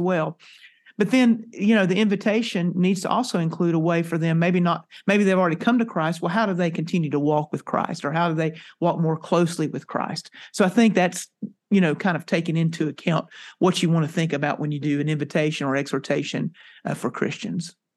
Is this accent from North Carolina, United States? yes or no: yes; North Carolina, United States; now in Texas, United States; I, uh, am a native, uh, came from North Carolina. I'm now a Texan.